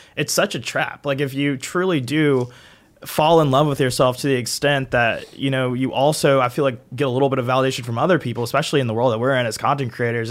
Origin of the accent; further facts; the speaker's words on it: Augusta, Georgia, United States; I'm from Augusta, so I'm, like, three hours away from Savannah